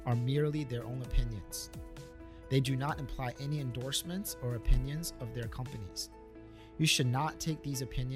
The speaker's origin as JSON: {"language": "English", "country": "United States", "tie": "born or raised there", "also_born_or_lived": "China / Hong Kong / Beijing / Los Angeles", "moved": "as an adult", "said": "grew up in the US"}